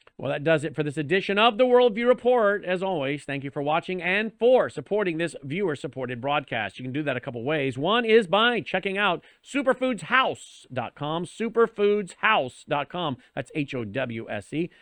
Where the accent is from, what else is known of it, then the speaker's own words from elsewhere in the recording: United States; we as Americans